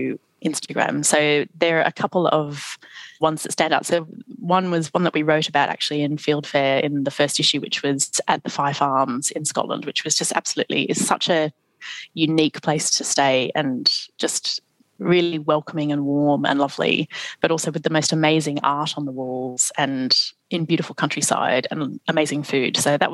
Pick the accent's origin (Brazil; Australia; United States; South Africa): Australia; now in London, United Kingdom; being Australian